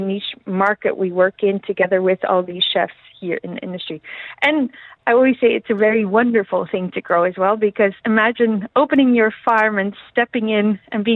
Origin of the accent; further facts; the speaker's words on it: Netherlands; moved away as an adult; now in United Arab Emirates; I'm from the Netherlands